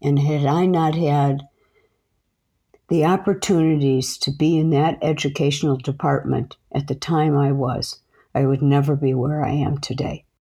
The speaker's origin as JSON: {"language": "English", "town": "Chicago", "region": "Illinois", "country": "United States", "tie": "born or raised there", "said": "I grew up in a small community in the north side of Chicago."}